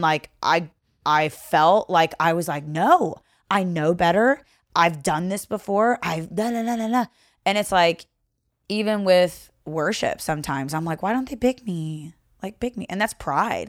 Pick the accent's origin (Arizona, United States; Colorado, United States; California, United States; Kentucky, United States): Kentucky, United States; Owensboro; accent: Southern; moved away as an adult; also born or lived in Seattle / Renton; am originally from Owensboro, Kentucky. So Mm-hmm. Grew up there, went to high school there